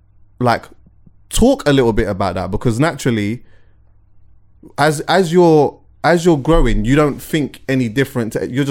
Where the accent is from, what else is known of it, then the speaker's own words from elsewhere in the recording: London, United Kingdom; I loved growing up in London, to be honest with you.